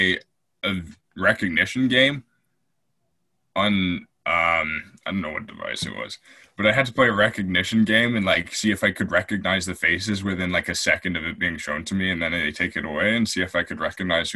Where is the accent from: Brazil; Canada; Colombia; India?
Canada; also born or lived in England; I grew up in England for a bit and came back to Canada when I was 9